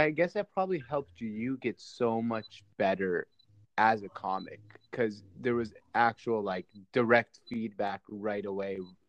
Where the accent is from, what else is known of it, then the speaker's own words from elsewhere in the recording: Seattle, Washington, United States; I'm from Seattle